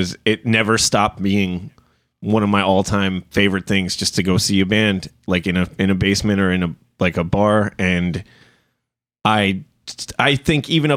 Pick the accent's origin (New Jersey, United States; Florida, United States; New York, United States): New Jersey, United States; I'm from New Jersey